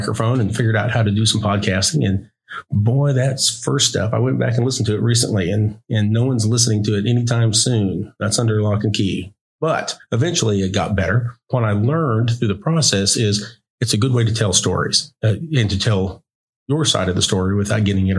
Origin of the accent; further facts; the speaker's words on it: Stilwell, Oklahoma, United States; I grew up in Northeast Oklahoma. I grew up in the city of Stillwell